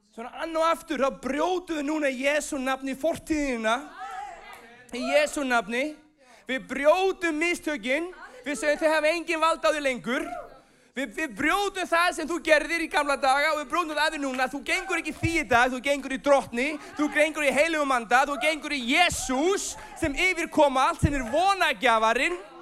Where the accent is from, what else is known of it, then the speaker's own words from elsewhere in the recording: Iceland; moved away as an adult; also born or lived in United States; ég er frá Íslandi